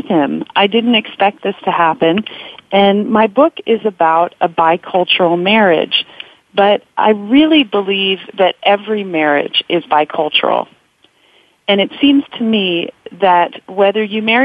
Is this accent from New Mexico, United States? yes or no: no; California, United States; I am a California girl. I was raised in California in a secular middle-class family